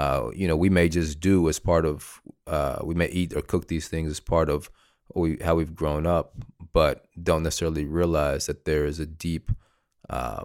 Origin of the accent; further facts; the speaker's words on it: the South, United States; I'm from the South and spent some time outside of the South